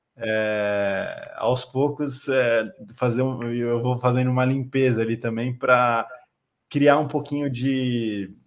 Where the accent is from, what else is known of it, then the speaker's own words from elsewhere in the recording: Itu, São Paulo, Brazil; moved away as an adult; now in São Paulo, Brazil; eu sou de Itu, interior de São Paulo